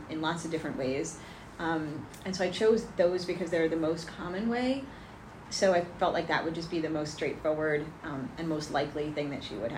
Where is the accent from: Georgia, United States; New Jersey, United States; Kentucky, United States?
New Jersey, United States; Livingston; I grew up in Livingston